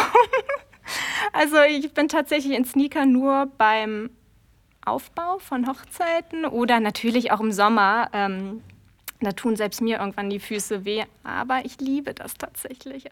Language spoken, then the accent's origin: German; Trier, Rhineland-Palatinate, Germany; also born or lived in Konz; Also ich bin äh, tatsächlich äh, in Trier groß geworden, beziehungsweise in Trier geboren.